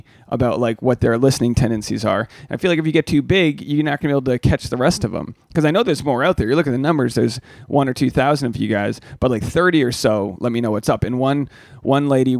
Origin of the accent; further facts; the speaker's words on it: Newport, Rhode Island, United States; I was growing up in Newport, it was like not, you know, it's a middle class town